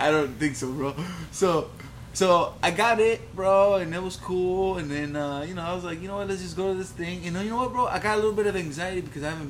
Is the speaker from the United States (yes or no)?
yes; Cleveland, Ohio, United States; now in Portland, United States; Like, I'm from Cleveland.